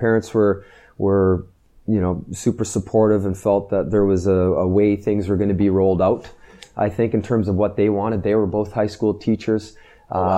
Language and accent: English; Sudbury, Ontario, Canada; moved away as an adult; I grew up in Northern Ontario in Sudbury